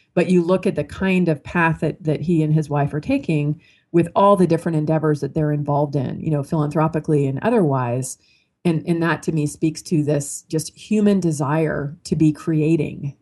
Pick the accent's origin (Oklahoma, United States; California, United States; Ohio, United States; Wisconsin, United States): California, United States; Marin County; I was raised in Marin County, California, which is a pretty wealthy uh, suburb of you know San Francisco across the Golden Gate Bridge